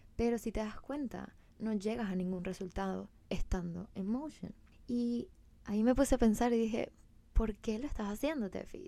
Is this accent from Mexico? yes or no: no; Venezuela; moved away as an adult; now in Miami, United States; soy de Venezuela, eh, pues tengo 27 años, me mudé hace un año, wow, hace un año y creo que en dos meses a Miami.